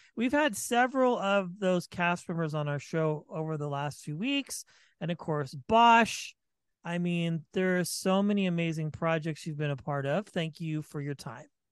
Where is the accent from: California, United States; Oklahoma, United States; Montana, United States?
California, United States; Vacaville; I'm from the Bay Area too